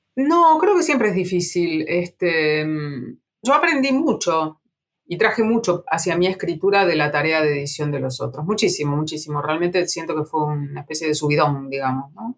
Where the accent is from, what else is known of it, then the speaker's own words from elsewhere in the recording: Junín, Buenos Aires Province, Argentina; now in Buenos Aires, Argentina; de Junín, la ciudad donde yo nací, y también de Buenos Aires, la ciudad donde yo vivo